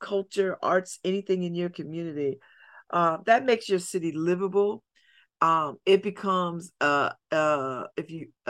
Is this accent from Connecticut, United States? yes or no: yes; New Haven, Connecticut, United States; Beulah Heights was a part of my childhood because I grew up in Ebenezer Chapel when they were on Columbus Avenue